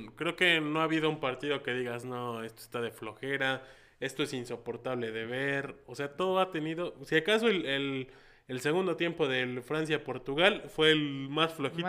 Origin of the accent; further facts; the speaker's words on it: Mexico; somos 130 millones de mexicanos